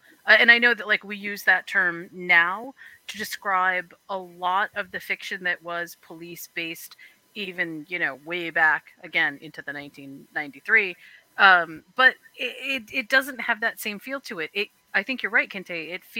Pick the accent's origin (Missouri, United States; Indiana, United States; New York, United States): New York, United States; I am.